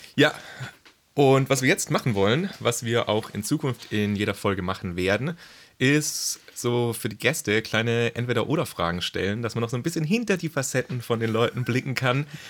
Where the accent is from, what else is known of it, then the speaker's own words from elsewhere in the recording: Pforzheim, Baden-Württemberg, Germany; ich komme auch ursprünglich aus Baden-Württemberg, aus dem schönen Pforzheim